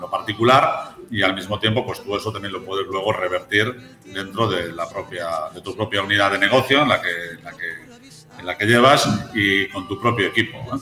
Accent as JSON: {"language": "Spanish", "town": "Santiago de Compostela", "region": "Galicia", "country": "Spain", "tie": "born or raised there", "moved": "as an adult", "lives_now": "Mexico", "said": "yo soy originario de España, de Galicia concretamente, de una ciudad que se llama Santiago de Compostela y allí pues me crié"}